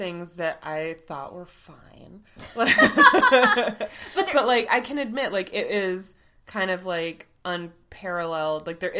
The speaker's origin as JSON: {"language": "English", "region": "Florida", "country": "United States", "tie": "born or raised there", "said": "I grew up in Florida."}